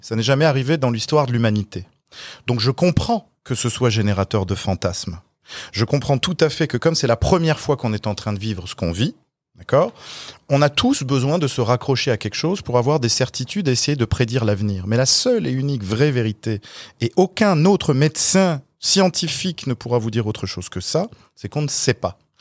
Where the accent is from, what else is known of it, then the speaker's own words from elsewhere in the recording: France; now in Quebec, Canada; ma famille et mes amis restent en France